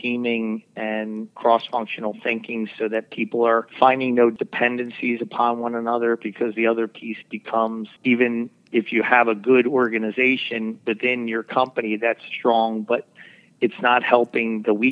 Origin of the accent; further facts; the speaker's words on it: Philadelphia, Pennsylvania, United States; I grew up in Northeast Philadelphia